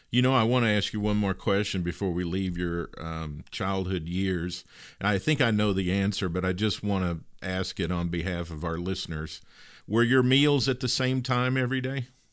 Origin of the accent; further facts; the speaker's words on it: Western Kentucky, United States; I grew up in Western Kentucky